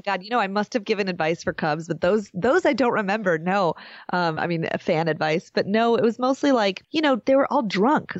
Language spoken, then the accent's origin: English; Chicago, Illinois, United States; I grew up a half a block away from Wrigley Field. I grew up on Sheffield